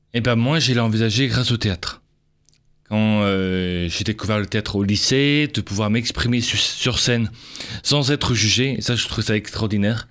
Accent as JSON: {"language": "French", "town": "Avignon", "region": "Provence-Alpes-Côte d'Azur", "country": "France", "said": "je suis d'origine d'Avignon"}